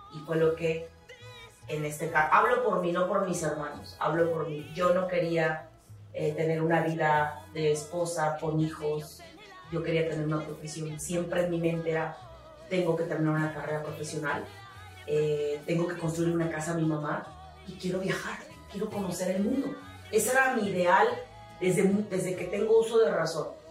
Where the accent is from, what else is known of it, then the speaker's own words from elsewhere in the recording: Tantoyuca, Veracruz, Mexico; soy de un lugar muy chiquito que se llama la cruz Es tierra ganadera